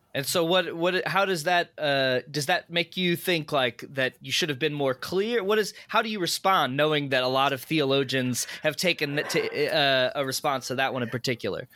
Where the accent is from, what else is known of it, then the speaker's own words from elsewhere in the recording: Chesterfield, Missouri, United States; I grew up in the suburbs. Uh, I grew up in Chesterfield, actually